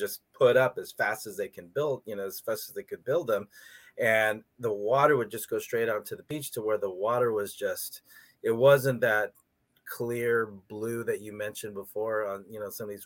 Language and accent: English; San Diego, California, United States; growing up in Southern California, San Diego